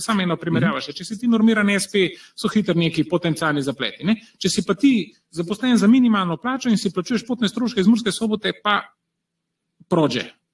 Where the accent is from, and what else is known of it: Slovenia